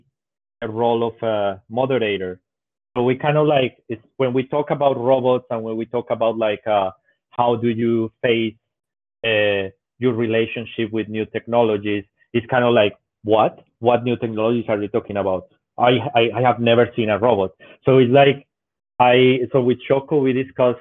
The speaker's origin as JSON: {"language": "English", "country": "Colombia", "moved": "as an adult", "lives_now": "Japan", "said": "I'm originally from Colombia, but I've been in Japan for my fifth year already"}